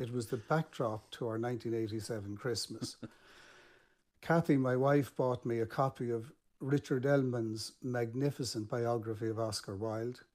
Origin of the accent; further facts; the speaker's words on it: Ireland; in Ireland as an Irish man